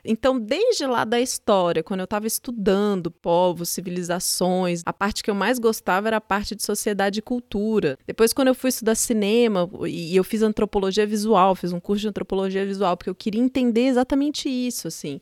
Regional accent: São Paulo, Brazil; also born or lived in Juiz de Fora, Minas Gerais / Curitiba, Paraná; Eu nasci em Juiz de Fora, Minas Gerais, é, mas eu só nasci lá. Eu fui para Curitiba com um ano de idade. Quando eu tinha oito, nove anos, vim para São Paulo e desde então moro em São Paulo.

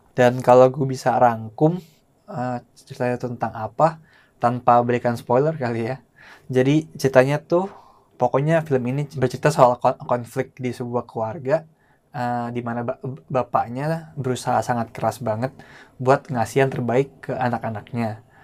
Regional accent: Indonesia; orang Indo keturunan Tionghoa

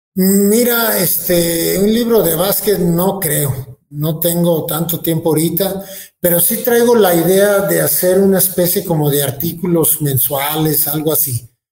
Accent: Guadalajara, Jalisco, Mexico; moved away as an adult; now in Querétaro, Mexico; Soy jalisciense, a mucha honra, no niego la cruz de mi parroquia

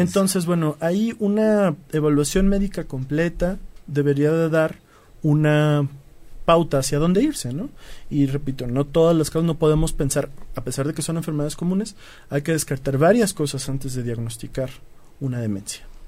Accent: Mexico; los mexicanos somos sensibles

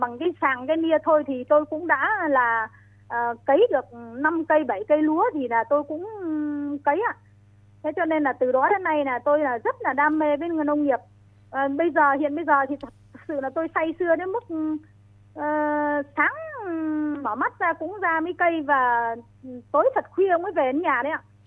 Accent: Phu Cu district, Hưng Yên, Vietnam; sinh quán là tại uh, xóm 10 thôn Thọ Lão, xã Quang Hưng, huyện Phù Cừ, tỉnh Hưng Yên

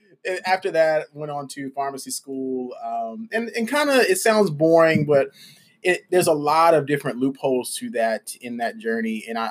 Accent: Birmingham, Alabama, United States; also born or lived in Atlanta; my story began in Birmingham, Alabama. That's where I'm from.

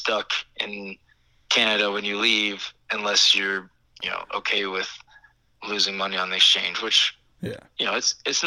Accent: Atlanta, Georgia, United States; moved away; also born or lived in New York / Montreal; I'm from Atlanta

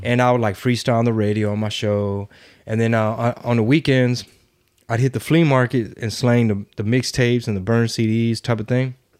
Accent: Houston, Texas, United States; I was born in Houston

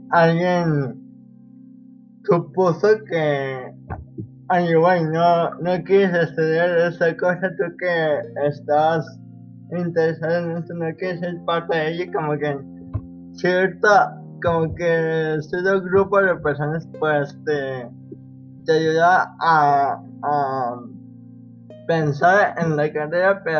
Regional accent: Mexico; somos los dos de México.

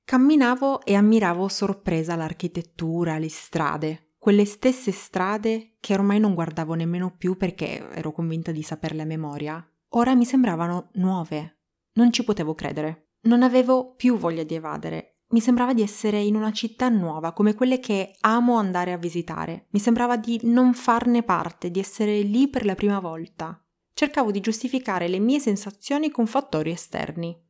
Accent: Turin, Piedmont, Italy; moved away; Ho sempre avuto uno strano rapporto con Torino, la mia città natale.

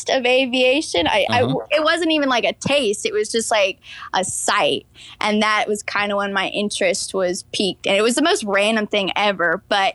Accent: Atlanta, Georgia, United States; also born or lived in Michigan; I am originally from Michigan, but when I was 4 years old, my dad got a job on the south side of Atlanta, and I've been in the south ever since

